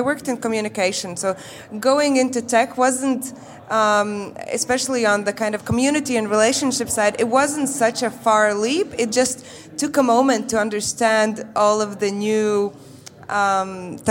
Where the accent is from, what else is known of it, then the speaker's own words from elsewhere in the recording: Riga, Latvia; I'm originally here from Riga, Latvia.